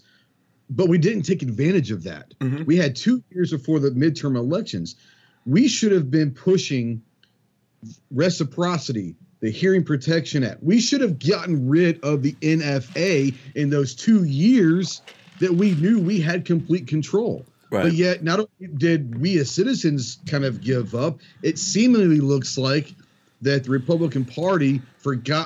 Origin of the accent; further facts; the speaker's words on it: Plano, Texas, United States; I grew up in Dallas, in suburbia Dallas, in Plano, Texas